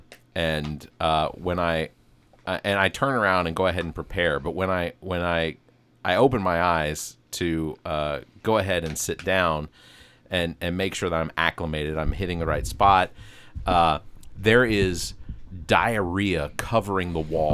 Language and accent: English; Atlanta, Georgia, United States; I'm from Atlanta